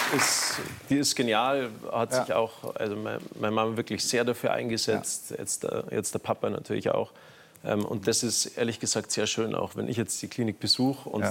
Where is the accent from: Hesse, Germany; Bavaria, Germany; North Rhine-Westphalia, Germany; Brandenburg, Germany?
Bavaria, Germany; Garmisch-Partenkirchen; bei uns in Garmisch-Partenkirchen